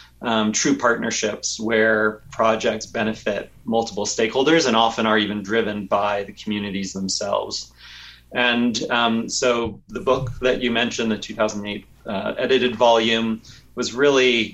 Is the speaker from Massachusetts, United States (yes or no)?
no; Tucson, Arizona, United States; I grew up in Tucson, Arizona